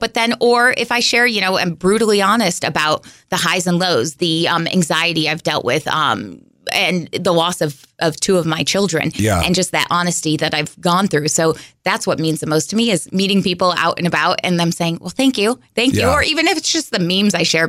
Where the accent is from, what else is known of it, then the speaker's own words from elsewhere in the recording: West Coast, United States; moved away as an adult; also born or lived in Boise, Idaho; now in Central Illinois, United States; I'm from the West Coast